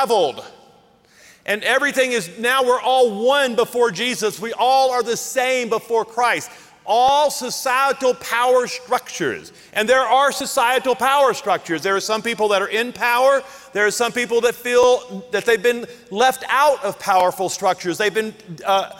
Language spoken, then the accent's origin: English; the South, United States; I grew up in the South where there were black restrooms and white restrooms.